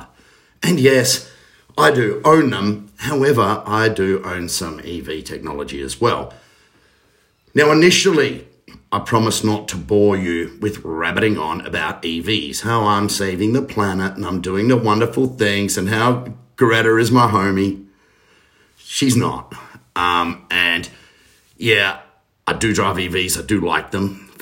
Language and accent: English; Australia; being an Australian